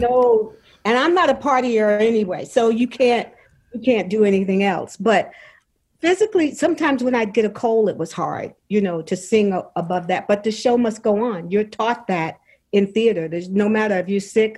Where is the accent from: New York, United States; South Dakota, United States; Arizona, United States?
New York, United States; New York City; moved away as an adult; now in Charlotte, United States; I'm from Brooklyn, New York, but I okay. make my home in Charlotte, North Carolina. But I'm from Brooklyn